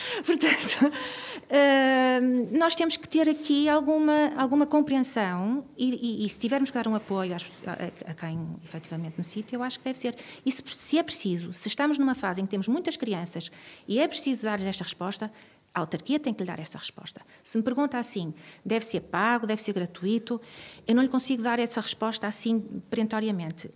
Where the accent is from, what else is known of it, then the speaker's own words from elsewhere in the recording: Vizela, Norte, Portugal; moved away as an adult; also born or lived in Guimarães / Porto; now in Braga, Portugal; crescia em Vizela